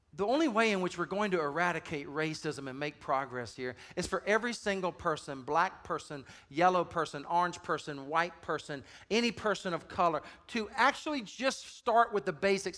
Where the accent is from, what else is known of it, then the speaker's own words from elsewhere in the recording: Deep South, United States; I grew up in the Deep South